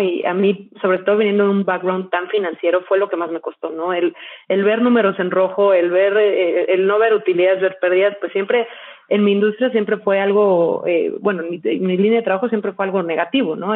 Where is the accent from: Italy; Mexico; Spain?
Mexico; soy mexicana, eh, he vivido prácticamente toda mi vida en México